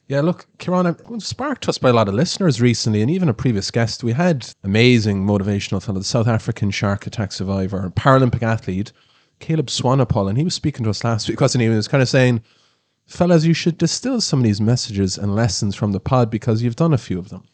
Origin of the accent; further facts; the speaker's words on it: Ireland; we're Irish